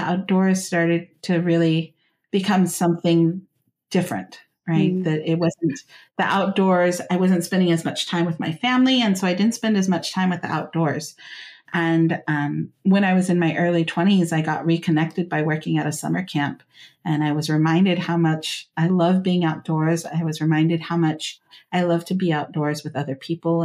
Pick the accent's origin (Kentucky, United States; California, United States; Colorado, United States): California, United States; Central Valley; I grew up here in the Central Valley of California